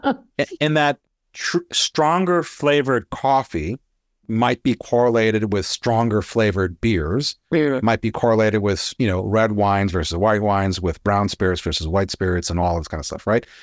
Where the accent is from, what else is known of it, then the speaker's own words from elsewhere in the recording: Hawaii, United States; I grew up in Hawaii. Weather doesn't change